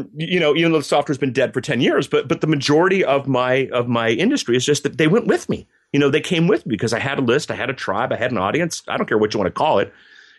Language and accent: English; Berlin, Germany; I grew up in Germany. My folks worked for the U.S. military. And yeah. when you grow up in the 80s next to the Berlin Wall, that might explain my political science degree.